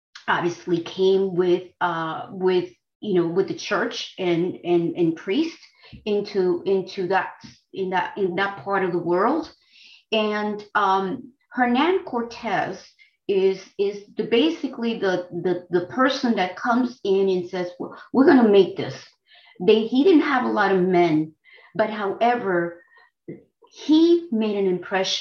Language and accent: English; Dominican Republic; now in United States; I come from the Dominican Republic